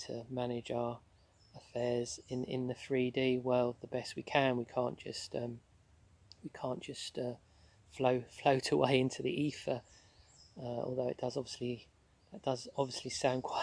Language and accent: English; London, United Kingdom; where I grew up in South London